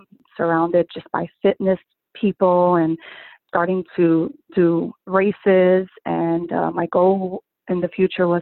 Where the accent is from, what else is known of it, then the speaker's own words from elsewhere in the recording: Newark, New Jersey, United States; now in Bloomfield, United States; I grew up in Newark, New Jersey